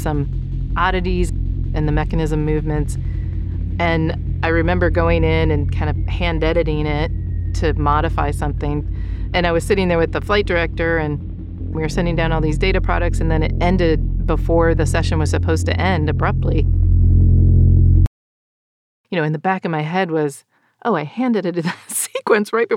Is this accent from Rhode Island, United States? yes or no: no; Northwest Ohio, United States; moved away as an adult; also born or lived in Ukraine; I grew up in Ohio, and the winters are hard